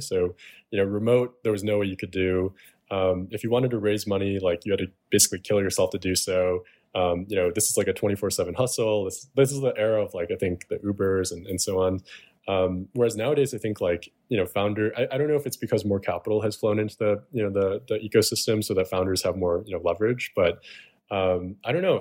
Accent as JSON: {"language": "English", "town": "Chicago", "region": "Illinois", "country": "United States", "tie": "born or raised there"}